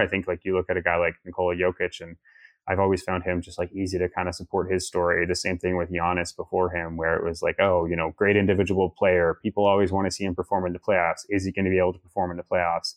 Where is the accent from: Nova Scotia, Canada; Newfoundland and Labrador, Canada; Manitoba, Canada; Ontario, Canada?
Ontario, Canada; Toronto; I grew up in Toronto